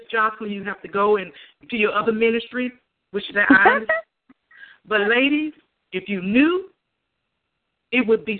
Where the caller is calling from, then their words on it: Houston, Texas, United States; I'm calling from Houston, Texas.